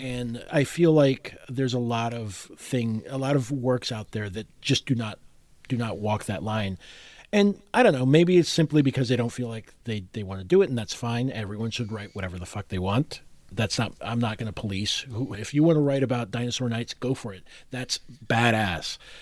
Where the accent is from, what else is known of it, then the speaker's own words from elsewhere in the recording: Puerto Rico; I was growing up in Puerto Rico